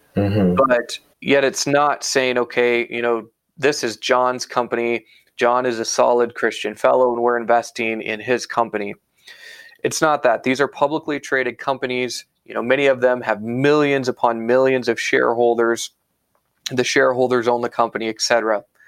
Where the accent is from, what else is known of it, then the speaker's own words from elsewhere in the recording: Iowa, United States; moved away as an adult; now in Canada; I was actually born and raised in Iowa in the U.S. Uh, moved to Canada in 2014